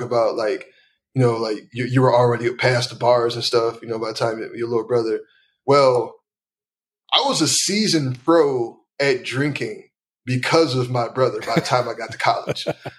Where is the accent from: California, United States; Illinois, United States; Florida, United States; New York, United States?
Illinois, United States; Chicago; South side of Chicago.